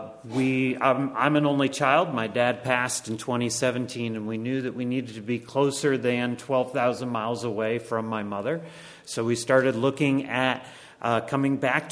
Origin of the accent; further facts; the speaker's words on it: Connecticut, United States; moved away as an adult; also born or lived in Bangladesh; now in York County, Pennsylvania, United States; My wife and I actually grew up in Connecticut